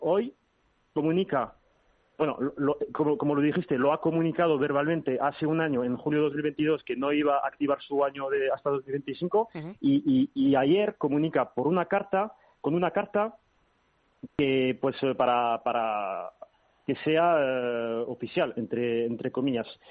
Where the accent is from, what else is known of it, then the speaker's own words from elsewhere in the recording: Paris, Île-de-France, France; Yo nací aquí en París, pero sí, mi familia es española